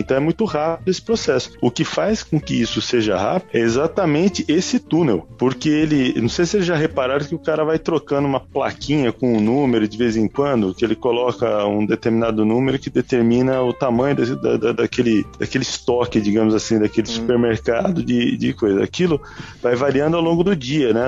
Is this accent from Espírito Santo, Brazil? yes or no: no; Terra Roxa, São Paulo, Brazil; moved away; also born or lived in São Carlos; Então vinha do interior, mais interior ainda, né? Que eu vinha lá de, de, de Terra Roxa.